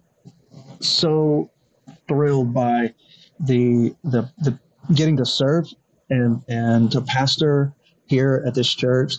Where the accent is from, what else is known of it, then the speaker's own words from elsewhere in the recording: Elgin, Oklahoma, United States; also born or lived in Dallas-Fort Worth, Texas; the First Baptist Church of Elgin that I grew up